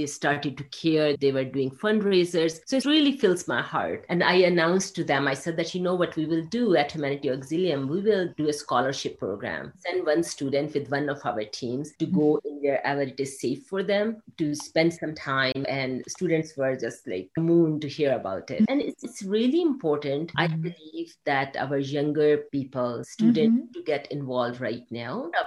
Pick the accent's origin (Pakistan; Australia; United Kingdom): Pakistan; English is a second language; moved away; I grew up in a developing country in Pakistan